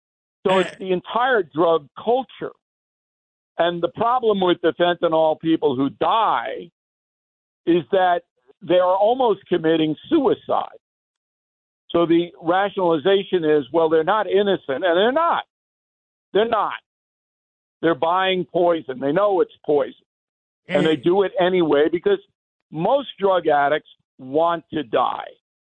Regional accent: Levittown, United States; So when I was growing up in Levittown, if you were selling hard drugs there, you could get a serious beating.

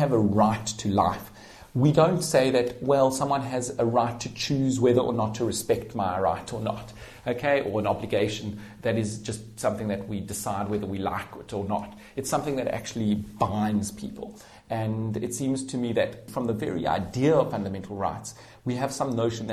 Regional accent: South Africa; I grew up in South Africa during the apartheid system

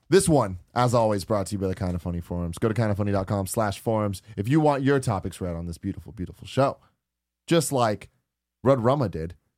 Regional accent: San Francisco, California, United States; I live in San Francisco, born and raised in San Francisco

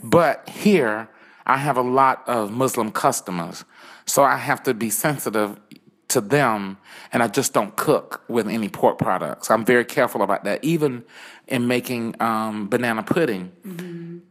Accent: Williston, South Carolina, United States; moved away as an adult; now in United Arab Emirates; I'm from a small town in the USA, okay. um, Williston, South Carolina

